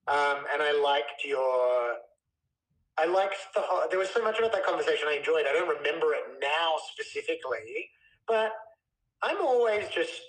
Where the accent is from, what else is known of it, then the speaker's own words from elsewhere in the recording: Australia; moved away as an adult; now in United States; being Australian and sort of growing up in a culture that was a bit like, everything's chill